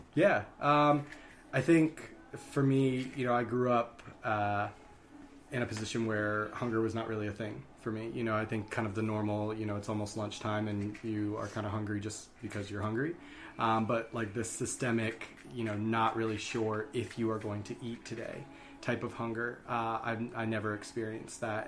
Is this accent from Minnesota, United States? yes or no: no; Columbia, Maryland, United States; also born or lived in Rochester, New York; I was born in Rochester, New York, but I grew up in Columbia, Maryland